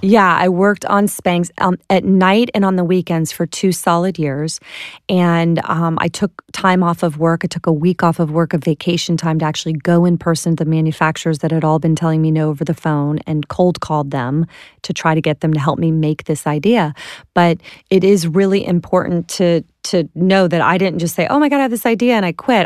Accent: Clearwater, Florida, United States; I'm from Clearwater, Florida

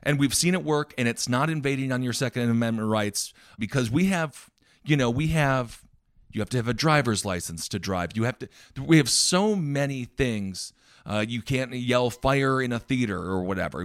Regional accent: Wisconsin, United States; I grew up in Wisconsin

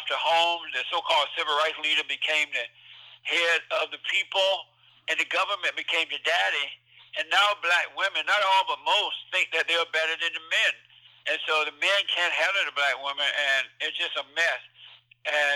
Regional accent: Alabama, United States; moved away as an adult; now in California, United States; I grew up in Alabama. I was born on a plantation down there, and I grew up under the Jim Crow laws

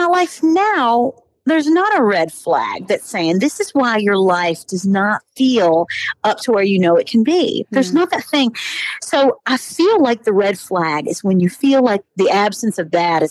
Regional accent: Kentucky, United States; moved away as an adult; now in Nashville, United States; I'm from Kentucky. I grew up on this farm with 23 first cousins

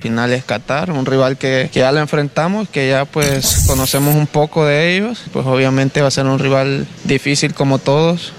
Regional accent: El Salvador

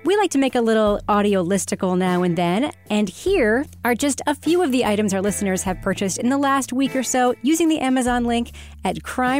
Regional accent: Long Island, New York, United States; I'm from Long Island.

